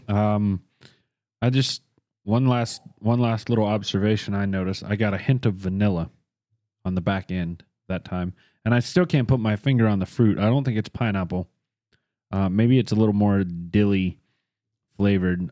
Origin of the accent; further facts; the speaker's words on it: United States; we're American